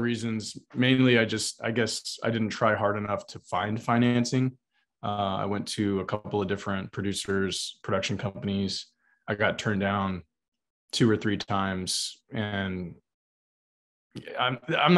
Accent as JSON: {"language": "English", "region": "South Texas", "country": "United States", "tie": "born or raised there", "said": "where I grew up on South Texas on the Mexican border."}